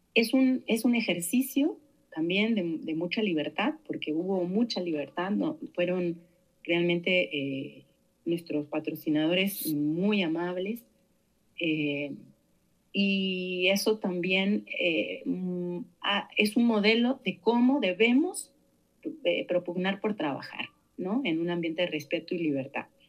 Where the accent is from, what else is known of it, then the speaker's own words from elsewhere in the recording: Santa Fe, Argentina; moved away as an adult; now in Mexico; nací en Argentina en el año 71, en, una pequeña ciudad de la provincia de Santa Fe. Eh, llegué a México a 18 años